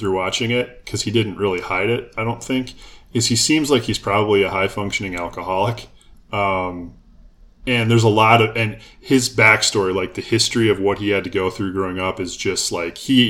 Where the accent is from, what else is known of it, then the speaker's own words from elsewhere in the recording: Minnesota, United States; moved away as an adult; now in Cincinnati, United States; growing up in Minnesota